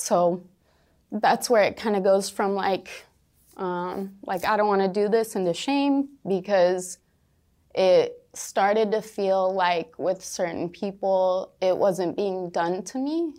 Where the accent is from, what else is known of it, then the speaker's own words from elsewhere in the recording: rural Washington, United States; moved away; twenty minutes away from my hometown.